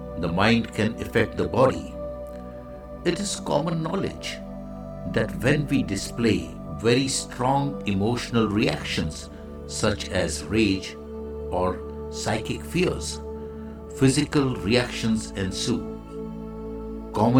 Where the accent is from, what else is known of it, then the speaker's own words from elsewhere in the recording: India; I am the Indian monk.